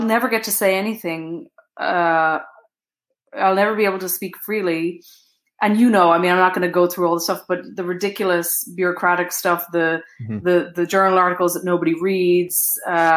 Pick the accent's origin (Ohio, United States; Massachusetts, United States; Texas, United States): Texas, United States; Houston; also born or lived in Brooklyn, New York / Ireland (parents); now in Pittsburgh, United States; my parents immigrated to America and settled in Houston, where I was born